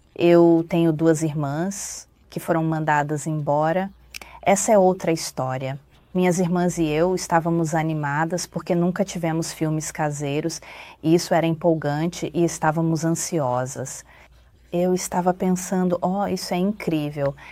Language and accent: Portuguese; Taiwan; moved away as an adult; also born or lived in Texas, United States; now in United States; Eu nasci e fui criado em Taiwan e vim para a América quando tinha 22 anos para estudar